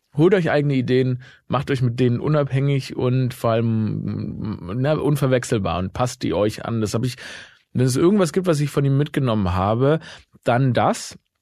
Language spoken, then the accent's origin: German; Stuttgart, Baden-Württemberg, Germany; meine Heimat, ne, Stuttgart